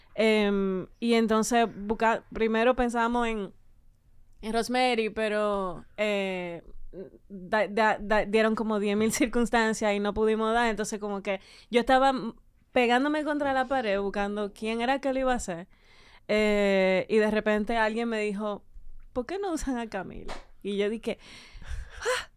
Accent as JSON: {"language": "Spanish", "country": "Dominican Republic", "said": "uno como dominicano de clase media"}